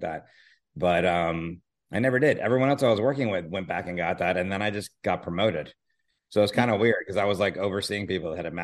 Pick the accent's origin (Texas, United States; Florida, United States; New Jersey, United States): Florida, United States; Miami; moved away as an adult; now in Los Angeles, United States; I grew up in Miami, and I grew up on the water